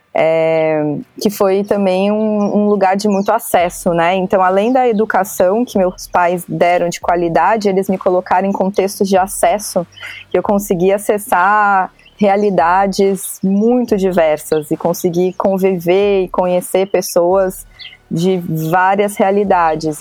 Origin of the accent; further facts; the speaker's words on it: São Paulo, Brazil; Eu sou de São Paulo, capital